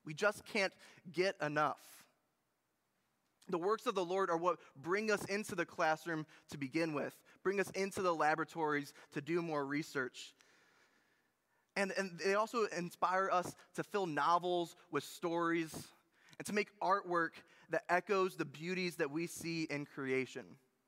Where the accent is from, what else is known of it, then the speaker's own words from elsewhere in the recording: Munising, Michigan, United States; I think that my hometown and my wife's hometown in Munising, Michigan, is one of the most beautiful places in the entire world. It is on the shore of Lake Superior in the Upper Peninsula of Michigan.